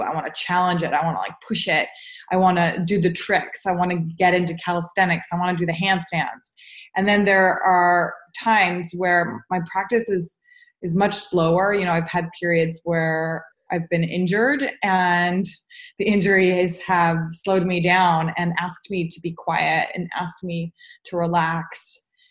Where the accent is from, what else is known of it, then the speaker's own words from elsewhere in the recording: United States; as an American with a Jewish background